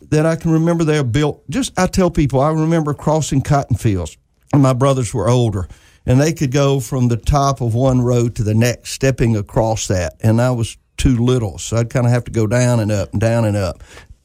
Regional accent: Moorhead, Mississippi, United States; And being born in Moorhead, Mississippi was so unique, a little small town there.

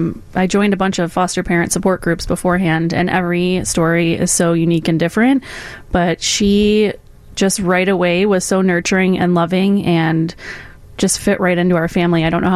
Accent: Illinois, United States; I'm from the Northwest Suburbs.

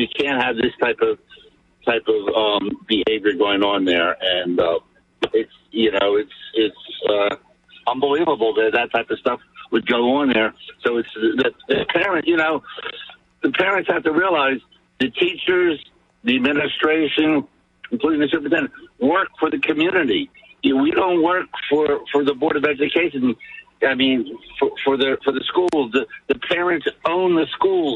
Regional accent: Atlantic City, New Jersey, United States; growing up in Atlantic City, as a native there, fourth generation, my family born in Atlantic City

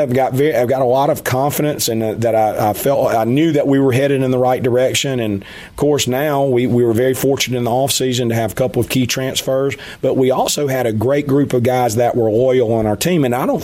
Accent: Hattiesburg, Mississippi, United States; I'm from Hattiesburg. Of course, grew up bleeding black and gold. My parents both worked at the university.

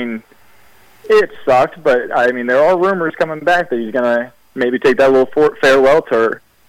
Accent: St. Louis, Missouri, United States; now in Texas, United States; I'm in Texas now, but I grew up in the St. Louis area.

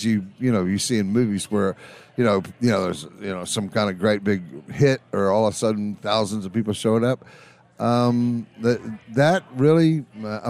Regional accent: George West, Texas, United States; we came from George West, Texas

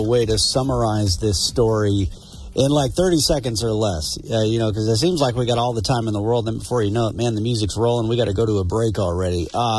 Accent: Glasgow, Montana, United States; I'm from Glasgow

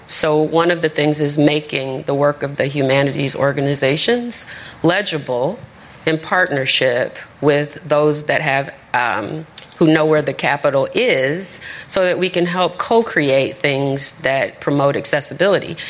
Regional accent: Chicago, Illinois, United States; I'm from Roseland

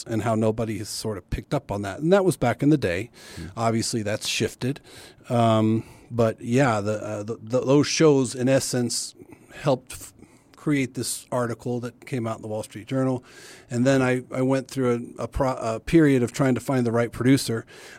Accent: McAllen, Texas, United States; McAllen, okay. Texas. So on the border as well. And so I had a Mexican nanny.

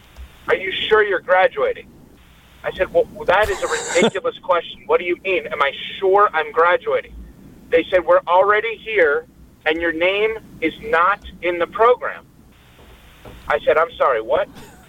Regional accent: New York, United States; moved away as an adult; also born or lived in Madison, Wisconsin; I'm from New York.

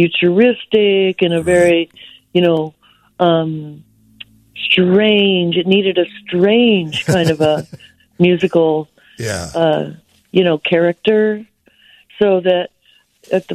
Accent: Seattle, Washington, United States; Seattle at the Showbox in my hometown

